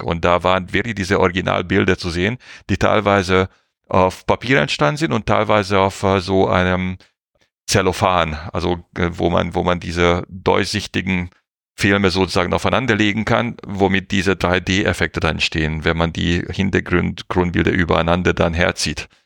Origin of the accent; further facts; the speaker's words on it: Hungary; Ungarn, wo ich herkomme